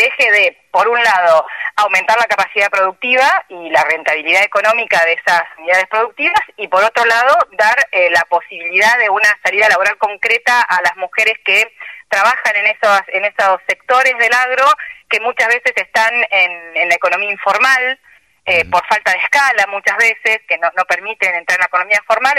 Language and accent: Spanish; Argentina; un país como Argentina, que somos muy difíciles